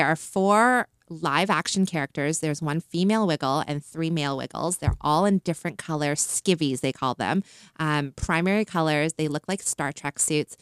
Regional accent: Canada; moved away as an adult; also born or lived in China; I'm Canadian, so I always, I always led with being Canadian first, being from Canada

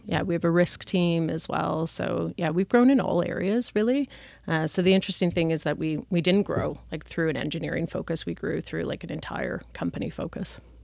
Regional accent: Toronto, Ontario, Canada; moved away as an adult; also born or lived in England / Asia; I'm originally from Toronto

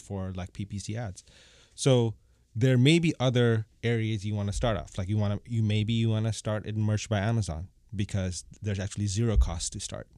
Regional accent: Bangkok, Thailand; moved away as an adult; also born or lived in Bangladesh / United States; now in Toronto, Canada; I was born in Bangladesh. I grew up in, in Bangkok

